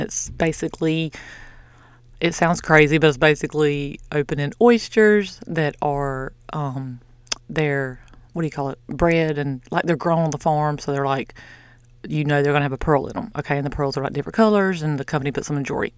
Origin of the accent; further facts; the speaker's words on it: the South, United States; I'm from the South.